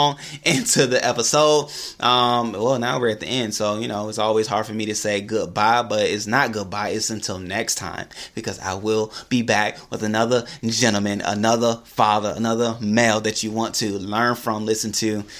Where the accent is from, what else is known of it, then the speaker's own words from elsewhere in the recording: Atlanta, Georgia, United States; I'm from Atlanta